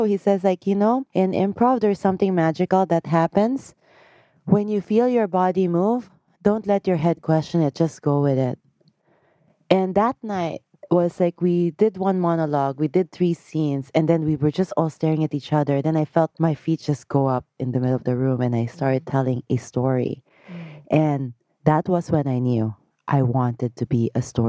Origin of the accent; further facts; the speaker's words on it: Philippines; I grew up in the Philippines